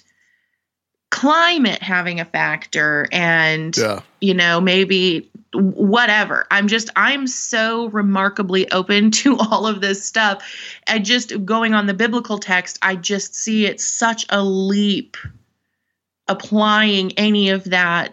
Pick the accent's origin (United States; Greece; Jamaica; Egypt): United States; North Dakota; I'm from North Dakota